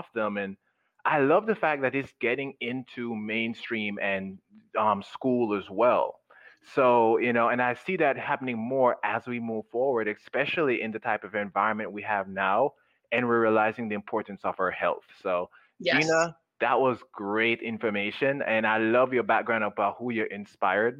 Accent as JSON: {"language": "English", "country": "Jamaica", "tie": "born or raised there", "moved": "yes", "said": "when I was growing up in Jamaica"}